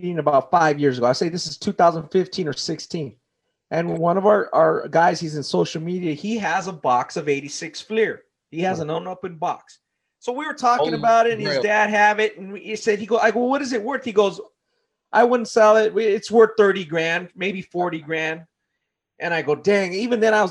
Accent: near South Gate, Southern California, United States; I grew up near Southgate in Southern California

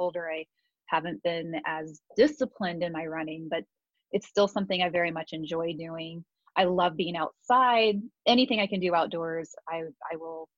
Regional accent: Warsaw, Indiana, United States; moved away as an adult; also born or lived in Las Vegas; now in Columbus, United States; I was born and raised in Indiana. I moved here when I was 18. Warsaw

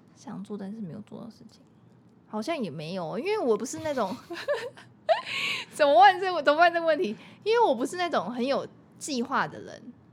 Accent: Taiwan; 身为台湾人

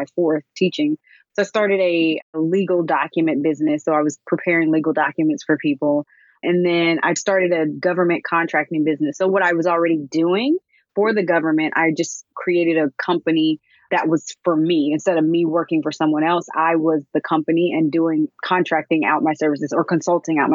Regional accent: Alabama, United States; I'm originally from Alabama

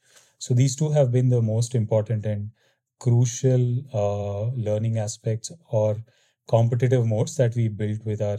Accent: Bangalore, Karnataka, India; Yeah, I'm originally from Bangalore, India.

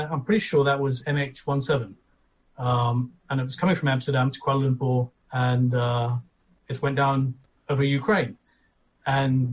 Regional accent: Aberdeen, Scotland, United Kingdom; I'm from Aberdeen in Scotland

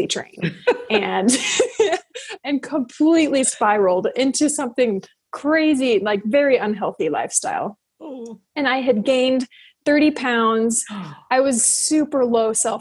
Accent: United States; also born or lived in Tokyo, Japan; I am American

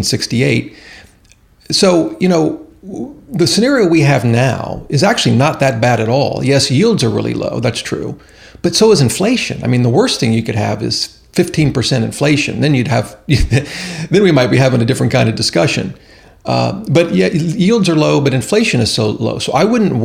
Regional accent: Ohio, United States; moved away; I'm originally from Ohio and the cornfields

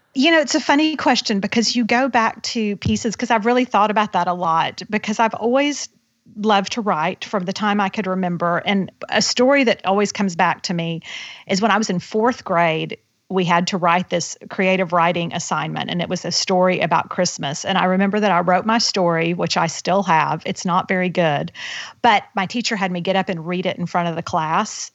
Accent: Houston, Texas, United States; I was raised in Houston, Texas

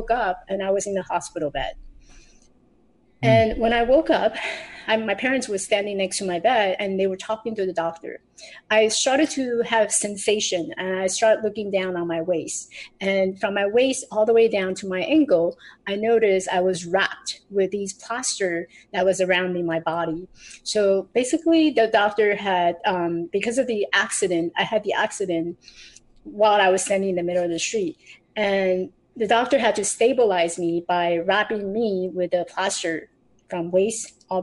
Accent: Taiwan; I grew up in Taiwan. I was born in Taiwan.

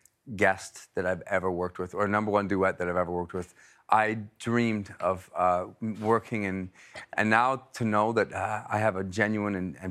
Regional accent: Canada; I'm Canadian.

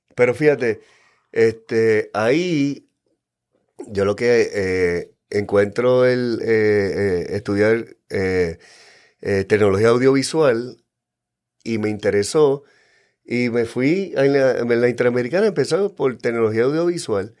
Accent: San Juan, Puerto Rico; also born or lived in Santurce, San Juan, Puerto Rico / Yabucoa, Puerto Rico; yo nací en Santurce a los cinco años, este, nos mudamos eh, a Cupey

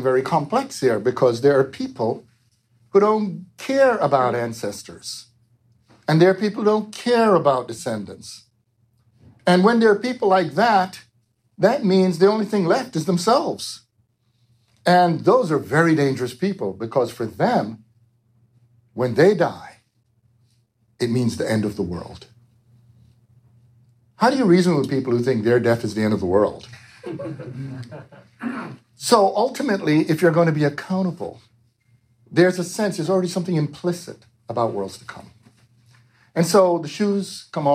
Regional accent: New York, United States; also born or lived in Jamaica; I grew up in New York

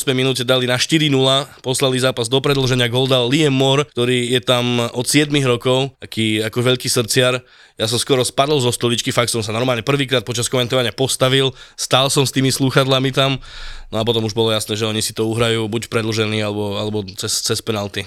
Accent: Pusté Úľany, Trnava Region, Slovakia; u nás obecné slavnosti v Pustých Ulanoch

